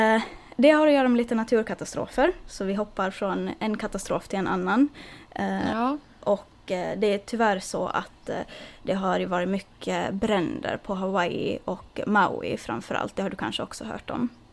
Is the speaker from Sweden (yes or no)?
no; Finland; now in United States; hemma i Finland